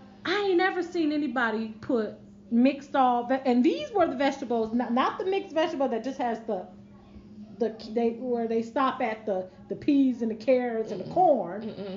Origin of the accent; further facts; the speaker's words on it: New York, United States; moved away; I'm from New York. Oh, I got a little bit of Southern flair. I mean, my husband is from the South, so I picked up a lot of...